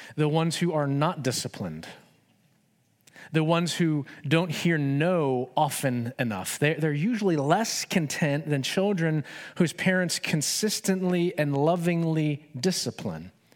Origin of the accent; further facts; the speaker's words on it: United States; I love being an American.